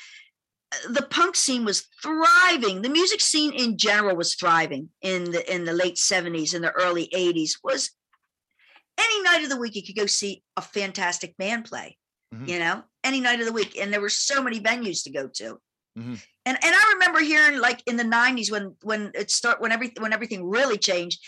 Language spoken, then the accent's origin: English; Baltimore, Maryland, United States; moved away as an adult; also born or lived in Los Angeles; I'm from Baltimore